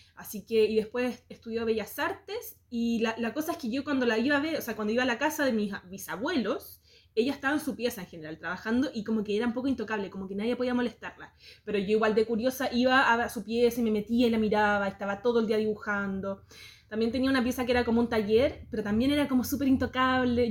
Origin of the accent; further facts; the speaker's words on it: Santiago, Santiago Metropolitan Region, Chile; soy muy santiaguina. Em, crecí acá en Santiago